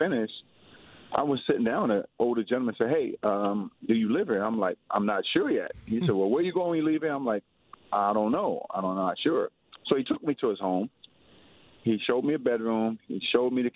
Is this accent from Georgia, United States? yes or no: no; Baltimore, Maryland, United States; my neighborhood where I grew up in Baltimore, Maryland